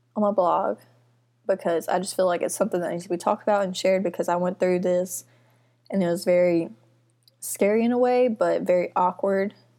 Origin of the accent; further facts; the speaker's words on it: Mississippi, United States; I'm from Mississippi, have been here my whole life.